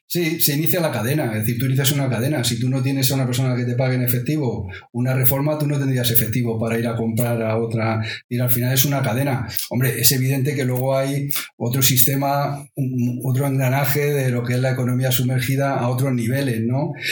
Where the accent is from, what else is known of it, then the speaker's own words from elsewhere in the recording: Madrid, Community of Madrid, Spain; somos de Carabanchel, vamos, somos de Carabanchel casi todos los que trabajamos aquí